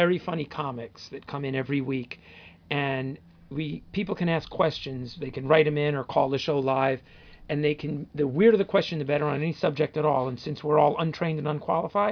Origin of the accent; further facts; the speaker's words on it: New Jersey, United States; moved away; I grew up in Jersey